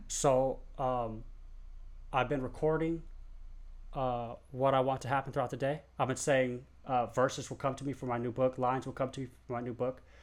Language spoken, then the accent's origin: English; San Diego, California, United States; I'm from San Diego